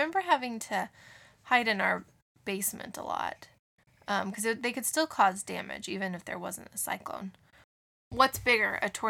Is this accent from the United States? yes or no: yes; Missouri, United States; moved away; When I grew up in Missouri, we had a lot of tornadoes every year.